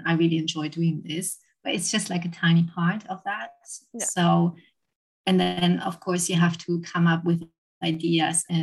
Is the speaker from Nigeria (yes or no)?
no; Germany; moved away as an adult; now in London, United Kingdom; I'm originally from Germany and I've been living and working in London for the last 9 years.